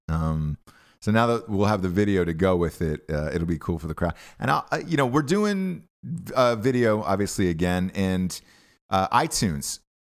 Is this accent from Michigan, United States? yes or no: no; Georgia, United States; growing up in Georgia